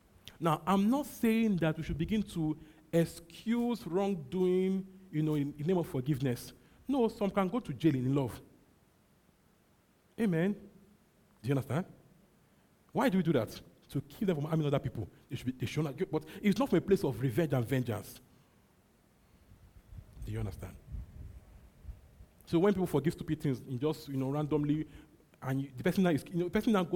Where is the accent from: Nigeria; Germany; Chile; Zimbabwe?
Nigeria; My mind and my body, okay, can be Nigerian